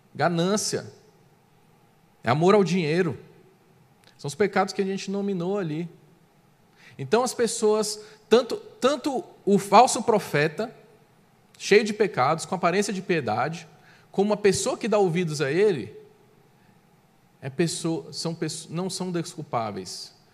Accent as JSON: {"language": "Portuguese", "country": "Brazil", "said": "em nossas características como brasileiros"}